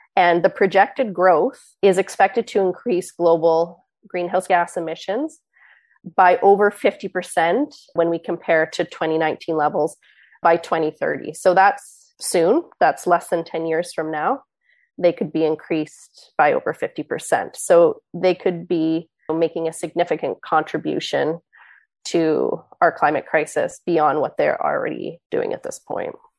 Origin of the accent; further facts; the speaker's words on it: East Coast of Canada, Canada; I grew up on the East Coast of Canada